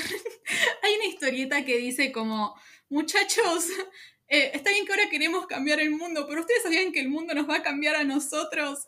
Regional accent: Argentina; Mi país, mi país

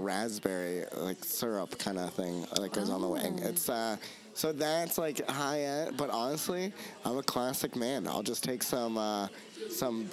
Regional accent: South Dakota, United States; I grew up in South Dakota

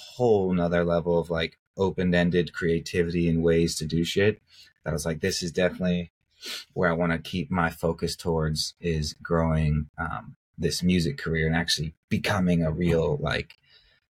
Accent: Louisville, Colorado, United States; a little kid growing up in Louisville, Colorado

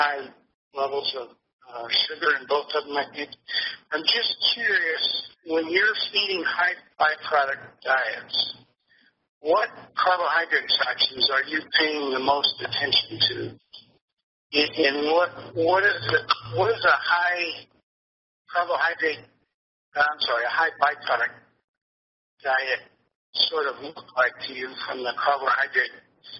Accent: the East, United States; moved away as an adult; now in Idaho, United States; I'm from the East originally and trained in the East.

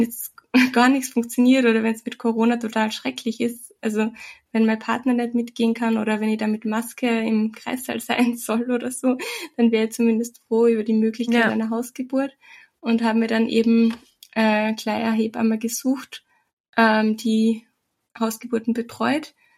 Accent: Austria; bei uns in Österreich

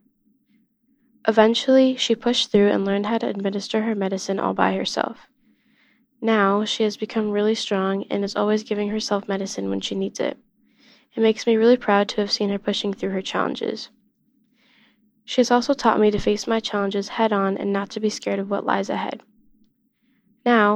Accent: Illinois, United States; I'm 14 years old, and I'm from Illinois

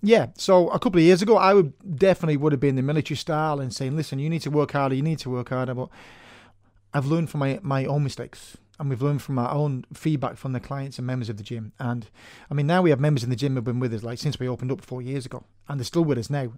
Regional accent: Manchester, North West England, United Kingdom; moved away as an adult; now in Ireland; I'm originally from Manchester in Northern England, and I moved over here 20 years ago

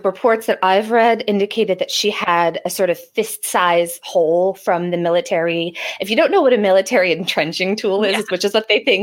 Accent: Cape Cod, Massachusetts, United States; growing up on Cape Cod, driving as frequently as I have to Provincetown

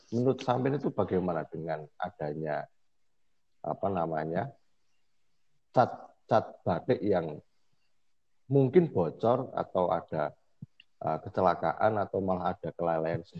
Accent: Boyolali, Central Java, Indonesia; Jadi kayak kalau di Boyolali, saya orang Boyolali

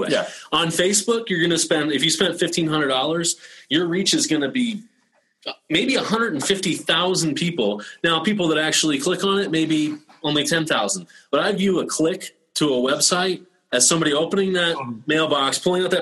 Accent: South Carolina, United States; I'm from South Carolina.

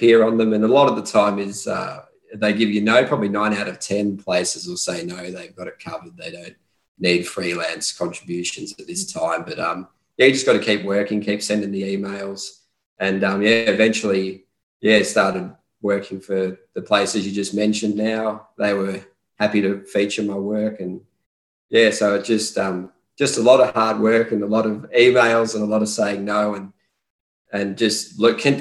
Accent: Australia; growing up in Australia

